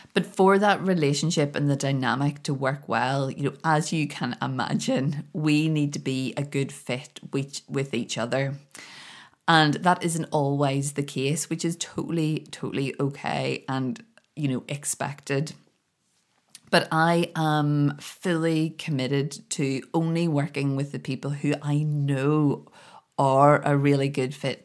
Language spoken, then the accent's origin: English; Belfast, Northern Ireland, United Kingdom; moved away as an adult; now in Scotland, United Kingdom; I'd, I'd been born and grown up in Belfast and I couldn't wait to get away.